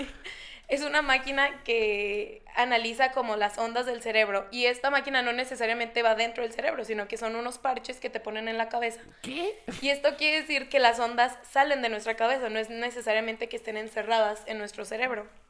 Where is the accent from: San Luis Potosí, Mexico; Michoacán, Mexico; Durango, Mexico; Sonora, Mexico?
Sonora, Mexico; Nogales; moved away as an adult; now in Guadalajara, Mexico; no soy de aquí, soy de Nogales, Sonora